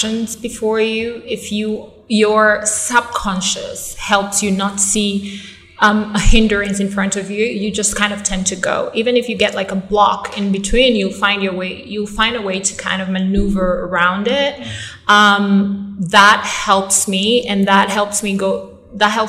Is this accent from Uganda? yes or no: yes; Kampala, Uganda; moved away as an adult; also born or lived in United States; born and raised in Uganda